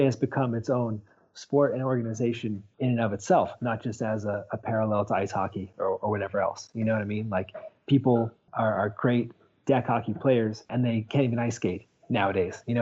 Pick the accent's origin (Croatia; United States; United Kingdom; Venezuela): United States; North Carolina; also born or lived in Burlington, Ontario, Canada; now in Columbus, United States; I actually was born outside of Toronto, Ontario, in Burlington, Ontario. So I'm sort of a transplant. I grew up in North Carolina.